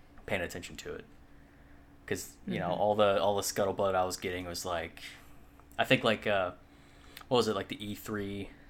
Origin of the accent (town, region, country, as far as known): United States